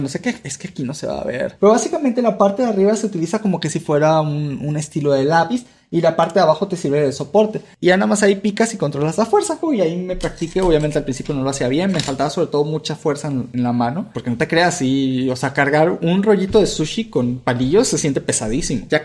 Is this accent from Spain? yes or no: no; Venezuela; also born or lived in Mexico; now in United States; yo, su servidor, soy un venezolano que vivió la mitad de su vida en México y que ahora se encuentra en Estados Unidos.